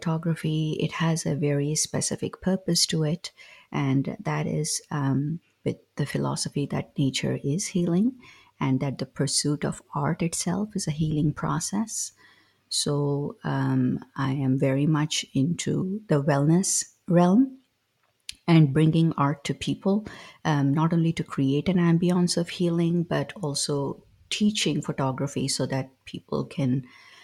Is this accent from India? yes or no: yes; South India, India; As a child, growing up in South India